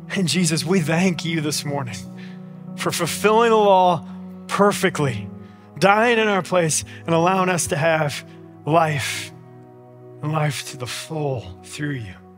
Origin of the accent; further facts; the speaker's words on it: United States; We as American Christians